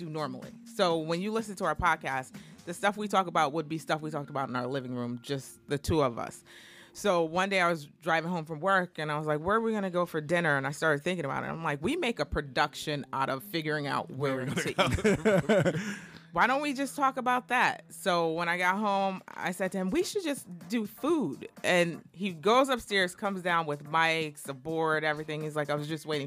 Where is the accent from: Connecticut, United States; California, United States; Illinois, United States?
Connecticut, United States; New Haven; now in Philadelphia, United States; I'm from New Haven, Connecticut